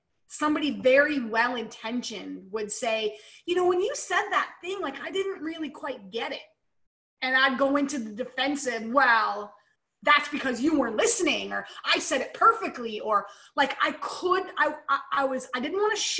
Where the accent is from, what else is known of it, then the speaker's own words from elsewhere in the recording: Pennsylvania, United States; now in Canada; I moved from Pennsylvania, Eric's from Canada, right? So I'm now here in Canada.